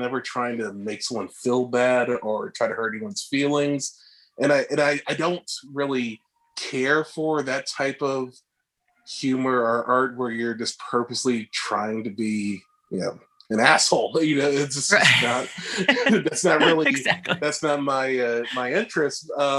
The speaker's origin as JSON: {"language": "English", "region": "Northeast", "country": "United States", "said": "it kind of felt like we're both originally from the East, Northeast, and it just felt like we knew that."}